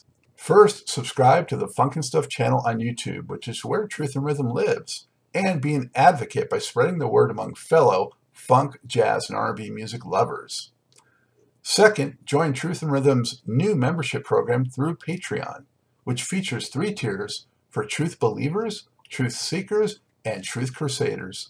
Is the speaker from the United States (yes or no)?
yes; Los Angeles, California, United States; moved away as an adult; I am a native from Los Angeles